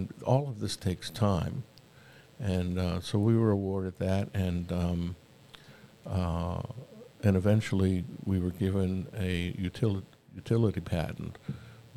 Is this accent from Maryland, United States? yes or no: no; Princeton, New Jersey, United States; also born or lived in Seaside Park, New Jersey; now in Atlanta, United States; I was born and raised in Princeton